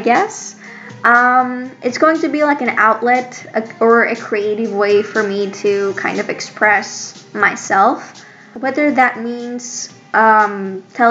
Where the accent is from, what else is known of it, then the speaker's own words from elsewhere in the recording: Greece; I'm from Greece